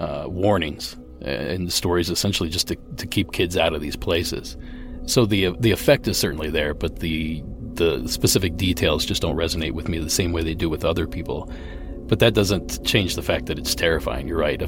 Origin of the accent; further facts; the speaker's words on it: Appalachia, Ohio, United States; moved away; I grew up in Ohio, in Appalachia